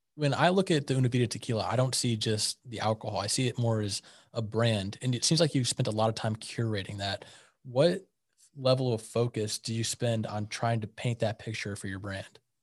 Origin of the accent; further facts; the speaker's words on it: St. Louis, Missouri, United States; now in Wichita, United States; I grew up in Saint Louis